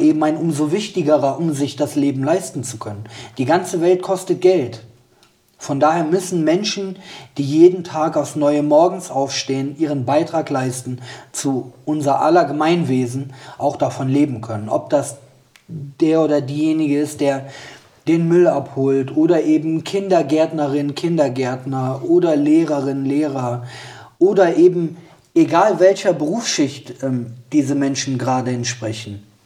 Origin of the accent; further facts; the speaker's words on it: Bergisch Gladbach, North Rhine-Westphalia, Germany; meine Heimat ist Bergisch Gladbach